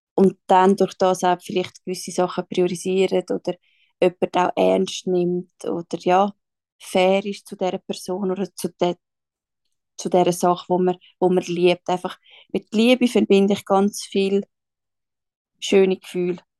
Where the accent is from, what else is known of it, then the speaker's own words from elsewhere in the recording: Schwyz, Switzerland; moved away as an adult; now in Zurich, Switzerland; bin aufgewachsen im Kanton Schweiz